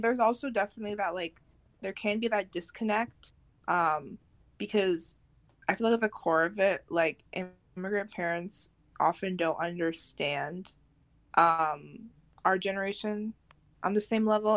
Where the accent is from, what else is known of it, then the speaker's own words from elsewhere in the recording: United States; it'll be a U.S. state